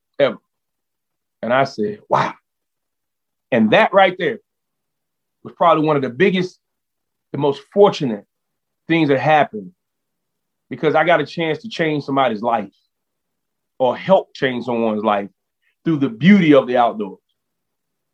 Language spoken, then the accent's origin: English; Orangeburg, South Carolina, United States; also born or lived in Columbia, South Carolina; now in Brevard, United States; I'm from Columbia, from Orangeburg